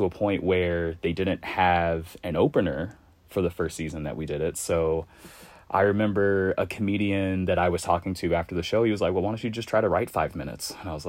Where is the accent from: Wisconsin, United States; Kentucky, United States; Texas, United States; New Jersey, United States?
Kentucky, United States; Louisville; also born or lived in Lexington, Kentucky; I am from Louisville.